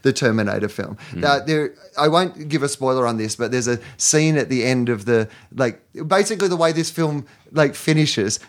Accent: Australia; I was born in Australia

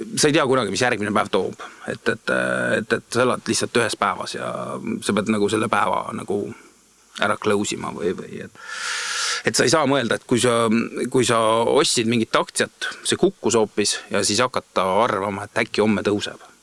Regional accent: Viljandi, Viljandi County, Estonia; moved away as an adult; also born or lived in Tallinn; ma olen Viljandist pärit ja peale gümnaasiumi lõpetamist ähm, tulin suure hooga Tallinnasse EBS-i õppima

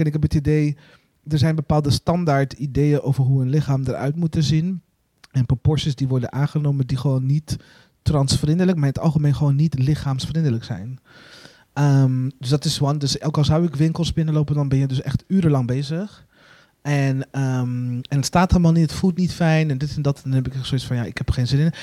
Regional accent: Burundi; now in Netherlands; waar ik vandaan kom in Burundi.

